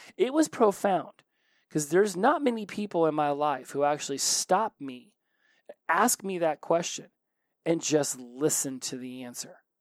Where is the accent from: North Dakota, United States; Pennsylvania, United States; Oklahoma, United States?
Oklahoma, United States; I'm from Oklahoma